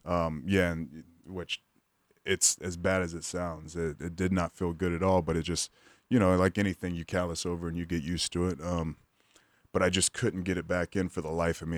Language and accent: English; Pensacola, Florida, United States; I grew up in Pensacola, Florida